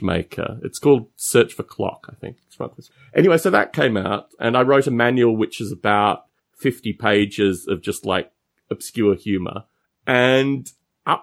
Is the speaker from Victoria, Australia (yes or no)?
no; Canberra, Australian Capital Territory, Australia; moved away as an adult; also born or lived in Adelaide, South Australia / Bathurst, New South Wales; I was born in Adelaide, spent about 18 months there, formative years. And then we moved to a place called Bathurst, which is in New South Wales. And we were in Bathurst for a few years. And then we ended up in Canberra